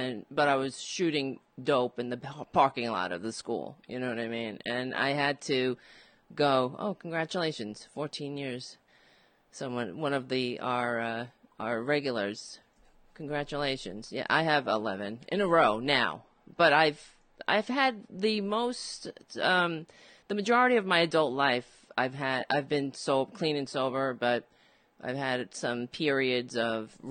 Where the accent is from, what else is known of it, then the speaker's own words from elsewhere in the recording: New York City, New York, United States; I grew up and on Staten Island, and it is a Republican borough